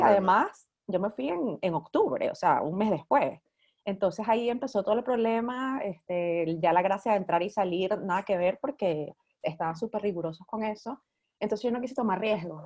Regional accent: Venezuela; moved away as an adult; also born or lived in New York, United States; now in Iceland; yo salí de Venezuela en el 2001 y yo salí para Estados Unidos, yo me fui para Nueva York

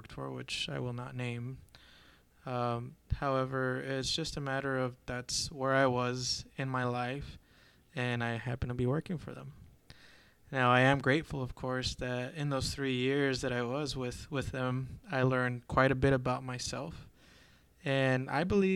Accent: Azusa, California, United States; I'm originally from Southern California, in a little town right outside of LA known as Azusa

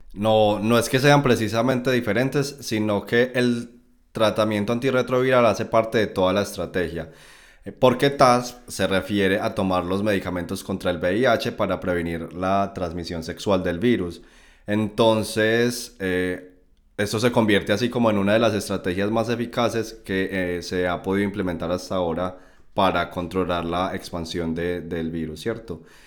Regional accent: Colombia; moved away as an adult; also born or lived in Medellín, Colombia; now in Germany; Estudié instrumentación quirúrgica en la Universidad de Antioquia en Medellín, Colombia. Y bueno, mi recorrido profesional ha sido tanto allí, en mi país natal

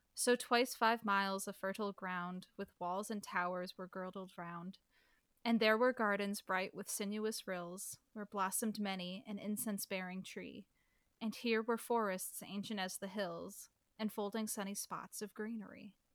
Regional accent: Midwest, United States; I'm from the Midwest, so all of our Ts sound like Ds

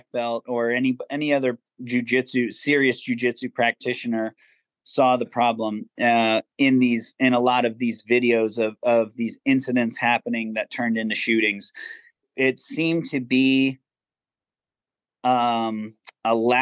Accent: Virginia Beach, Virginia, United States; also born or lived in Massachusetts / Maryland / Ohio / San Diego; I actually grew up in Virginia Beach, Virginia

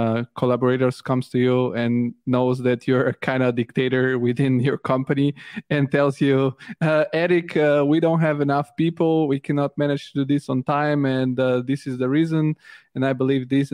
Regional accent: Bulgaria; I come from Bulgaria

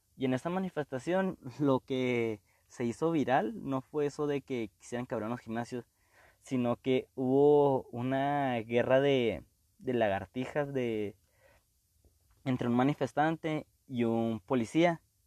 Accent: Mexico; nosotros como mexicanos

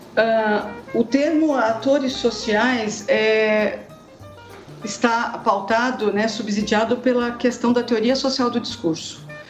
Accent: Sorocaba, São Paulo, Brazil; moved away as an adult; also born or lived in Curitiba; voltei para Sorocaba e Votorantim, que é a minha terra

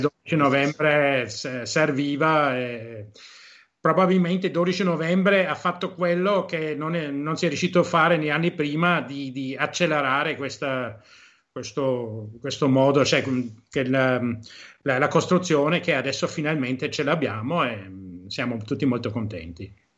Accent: Germany; moved away as an adult; now in Venice, Italy; io sono tedesco, mia madre vent'anni fa mi chiamava e mi diceva che c'è acqua alta a Venezia perché la davano in televisione tedesca

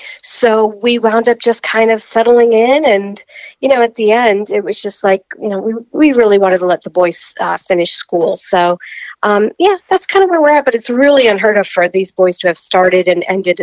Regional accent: New York, United States; No, I'm from New York, New Jersey area.

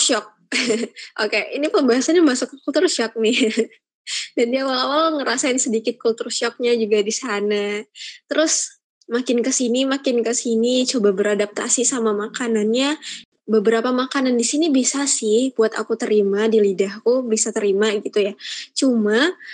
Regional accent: Padang, West Sumatra, Indonesia; moved away as an adult; now in Semarang, Indonesia; aku kan asalnya dari Padang ya Feb uh, dan itu tuh emang dari kecil di Padang

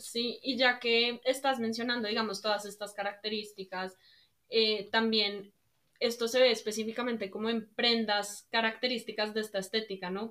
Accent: Colombia; soy colombiana de ascendencia libanesa

